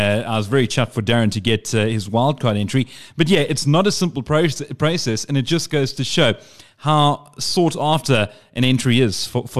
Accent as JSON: {"language": "English", "region": "Eastern Cape", "country": "South Africa", "moved": "yes", "said": "I'm originally from the Eastern Cape, so I know the area fairly well."}